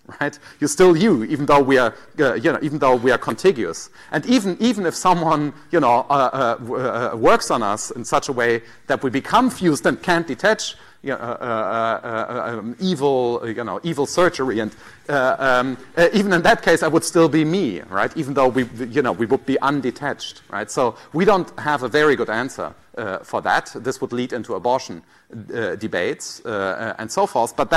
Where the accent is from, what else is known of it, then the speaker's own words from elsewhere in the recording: Germany; accent: German; I might think of myself as German in some way. People tell me I'm German, right? I mean, it's in my passport, and then there might be other features that make me German, right? My accent